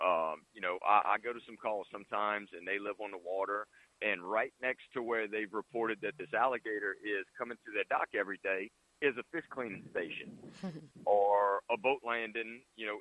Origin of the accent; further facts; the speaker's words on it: St. Mary Parish, Louisiana, United States; I'm from St. Mary Parish.